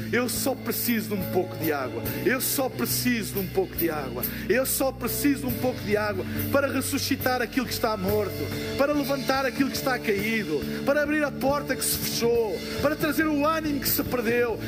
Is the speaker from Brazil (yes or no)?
no; Portugal; eu sou de Portugal